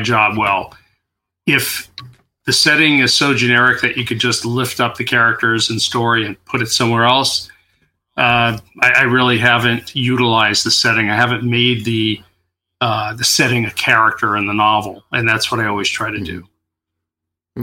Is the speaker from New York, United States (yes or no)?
yes; New York, United States; also born or lived in Queens; now in California, United States; I grew up in New York